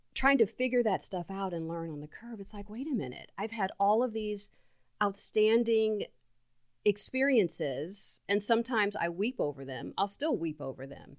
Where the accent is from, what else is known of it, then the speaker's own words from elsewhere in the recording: Mansfield, Ohio, United States; growing up in Mansfield, Ohio, in this small town raised by three women